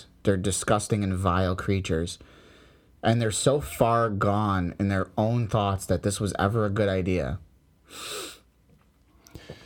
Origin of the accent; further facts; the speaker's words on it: United States; I'm American